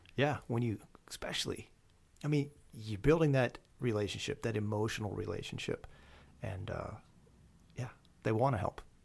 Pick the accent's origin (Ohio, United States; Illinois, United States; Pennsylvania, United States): Pennsylvania, United States; Lancaster County; moved away as an adult; I grew up in Lancaster County